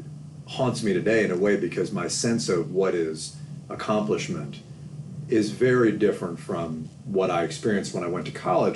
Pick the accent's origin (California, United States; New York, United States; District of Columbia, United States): District of Columbia, United States; Washington; moved away as an adult; I grew up in Washington, D.C. I grew up in the district